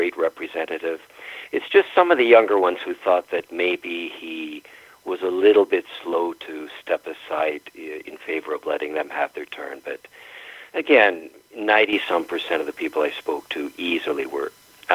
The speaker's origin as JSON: {"language": "English", "region": "Ontario", "country": "Canada", "tie": "born or raised there", "said": "I was raised in Ontario"}